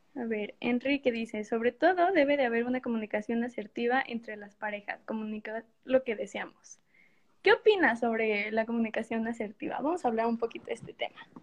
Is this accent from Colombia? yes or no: no; Morelia, Michoacán, Mexico; Estudié en la Universidad de Morelia y pues por ende soy de Morelia